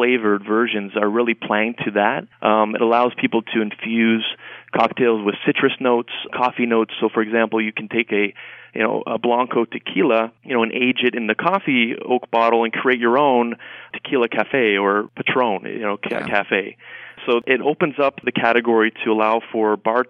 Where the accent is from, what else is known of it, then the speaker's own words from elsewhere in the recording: Canada; moved away; I'm from Canada originally